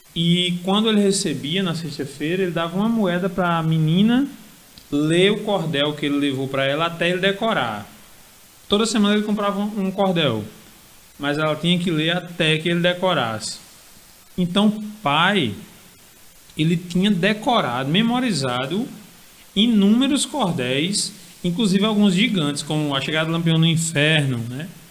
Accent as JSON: {"language": "Portuguese", "town": "Alagoa Nova", "region": "Paraíba", "country": "Brazil", "moved": "as an adult", "lives_now": "João Pessoa, Brazil", "said": "eu sou de Lagoa Nova, é, cordelista lá, acho que desde 2015"}